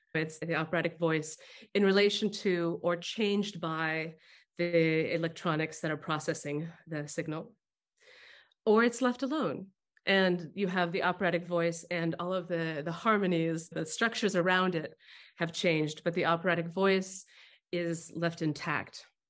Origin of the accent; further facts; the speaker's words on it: Albany, California, United States; I grew up next to Berkeley in a little town called Albany